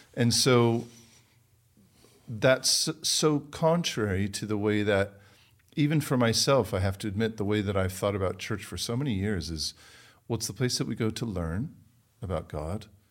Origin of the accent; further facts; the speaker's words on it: United States; also born or lived in London, England; I am American